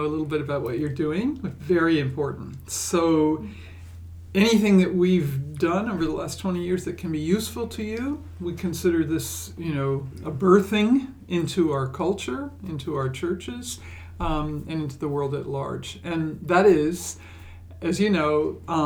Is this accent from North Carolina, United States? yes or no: no; New York, United States; moved away; I grew up in New York, at least in my early years